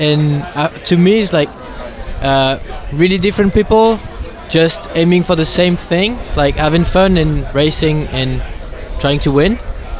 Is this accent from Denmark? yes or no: no; France; from France.